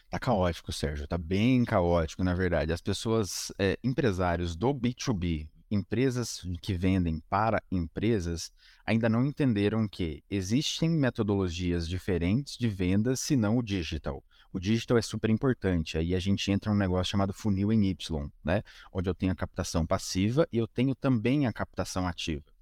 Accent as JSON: {"language": "Portuguese", "town": "Curitiba", "region": "Paraná", "country": "Brazil", "said": "eu sou de Curitiba"}